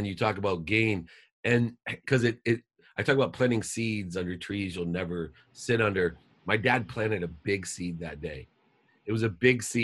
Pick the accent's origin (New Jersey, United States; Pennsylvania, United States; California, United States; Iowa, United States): California, United States; San Diego; also born or lived in Akron, Ohio; I moved from Akron, Ohio to San Diego